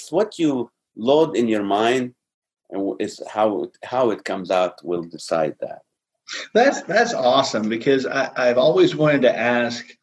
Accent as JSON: {"language": "English", "country": "Malaysia", "said": "just because I'm a Malaysian, I don't want you to think I want you to cook every single day."}